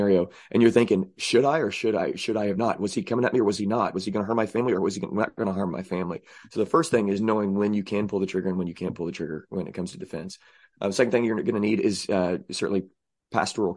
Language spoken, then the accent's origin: English; Southern Illinois, United States; I say I'm from Southern Illinois, by the way. I don't claim Illinois. Southern Illinois is where it's